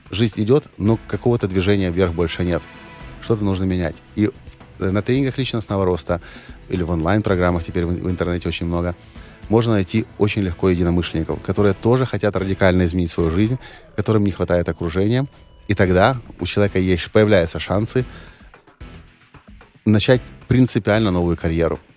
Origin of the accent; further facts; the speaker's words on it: Ukraine; Да, я украинец угу. и э, патриот Украины.